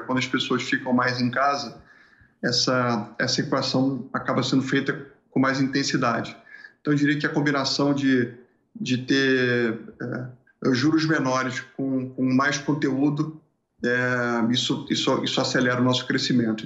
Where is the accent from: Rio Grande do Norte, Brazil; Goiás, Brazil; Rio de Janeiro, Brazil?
Rio de Janeiro, Brazil; moved away as an adult; also born or lived in Porto Alegre; deixa eu fugir do Rio de Janeiro porque eu não quero ficar aqui nesse nesse lugar mais onde eu, onde eu nasci